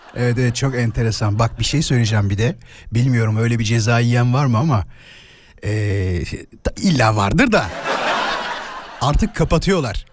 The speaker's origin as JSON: {"language": "Turkish", "town": "İzmit", "region": "Kocaeli", "country": "Turkey", "tie": "born or raised there", "also_born_or_lived": "Isparta", "said": "Ben İzmitliyim."}